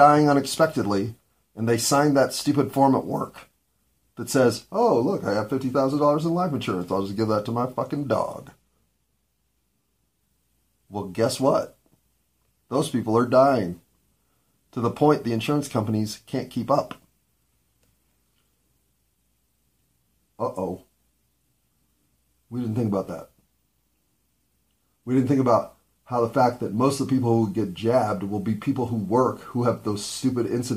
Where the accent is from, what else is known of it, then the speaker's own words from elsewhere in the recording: United States; I'm an American